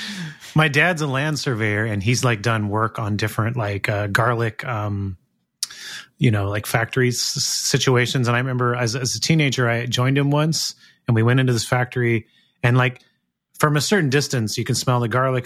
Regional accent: Gilroy, California, United States; now in Sacramento, United States; I actually grew up in a town called Gilroy

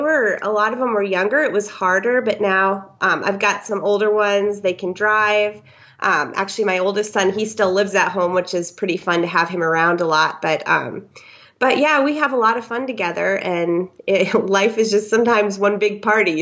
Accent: Iowa, then Minnesota, Midwest, United States; moved away as an adult; now in San Clemente, United States; I'm originally from the Midwest, Iowa first, and then Minnesota, and moved. Um, to Southern California about a year

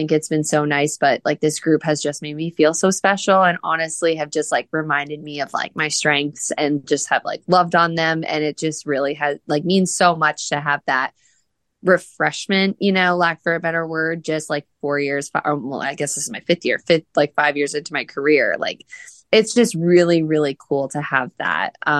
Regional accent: New Jersey, United States; moved away as an adult; also born or lived in Indiana; now in Louisville, United States; growing up in New Jersey and like going off to school at Butler in Indiana

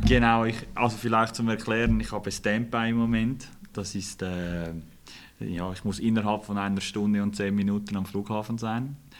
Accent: Eastern Switzerland, Switzerland; ich bin Schweizer, ich bin in der Ostschweiz aufgewachsen

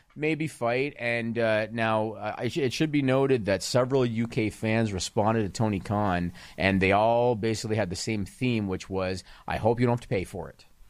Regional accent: Canada; as a Canadian

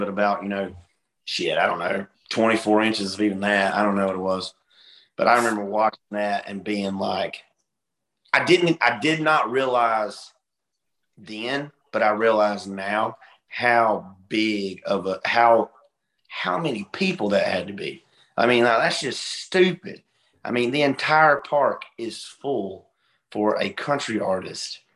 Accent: Hartford, Alabama, United States; moved away; I'm originally from Hartford, Alabama

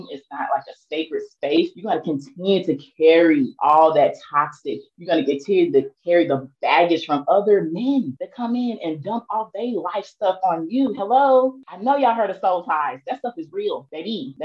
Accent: East St. Louis, Illinois, United States; moved away as an adult; I'm from East St. Louis, Illinois

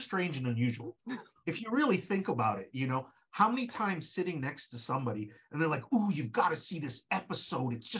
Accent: Connecticut, United States; also born or lived in Parkville, Hartford / New York; I was born and raised in Connecticut

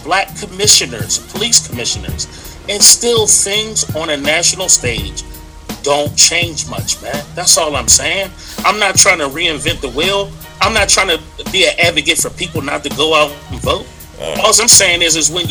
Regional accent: Pittsburgh, Pennsylvania, United States; I'm from Pittsburgh.

